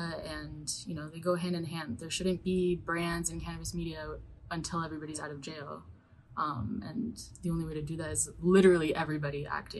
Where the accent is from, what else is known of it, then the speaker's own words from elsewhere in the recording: New York, United States; growing up in New York